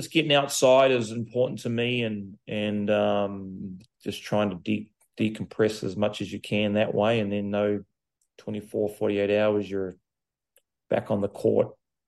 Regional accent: New Zealand; now in Charlotte, United States; growing up in New Zealand, I lived on the farm

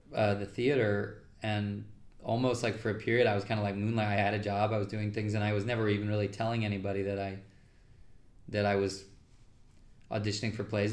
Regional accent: New York, United States; I'm a New Yorker. I don't really love being in LA all that much

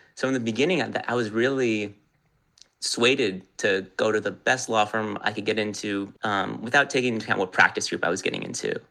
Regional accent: Los Angeles, California, United States; also born or lived in New York; born and raised in Los Angeles

